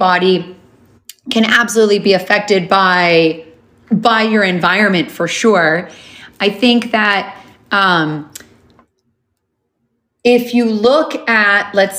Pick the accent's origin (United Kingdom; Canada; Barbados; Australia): Canada; moved away as an adult; also born or lived in Honolulu, Hawaii; I grew up in Canada. I moved to Honolulu, Hawaii